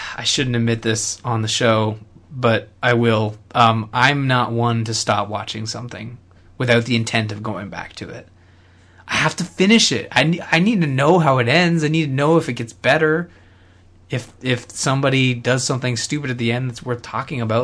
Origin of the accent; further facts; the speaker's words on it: Canada; as a Canadian